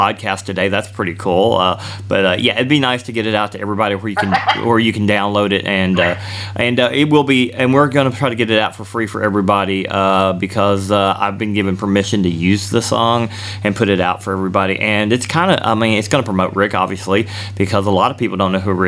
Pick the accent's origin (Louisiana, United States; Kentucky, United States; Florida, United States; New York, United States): Kentucky, United States; Bowling Green; I grew up here in Bowling Green, Kentucky